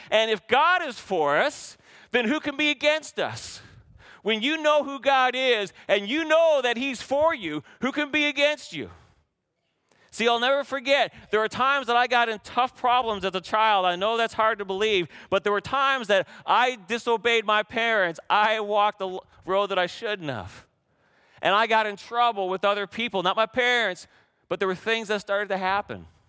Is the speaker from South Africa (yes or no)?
no; Canada; we had great candy growing up in Canada